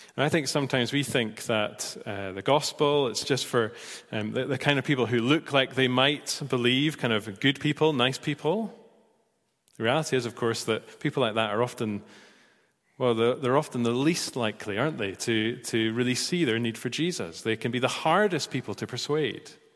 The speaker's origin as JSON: {"language": "English", "town": "Edinburgh", "region": "Scotland", "country": "United Kingdom", "tie": "born or raised there", "said": "I was born in Edinburgh"}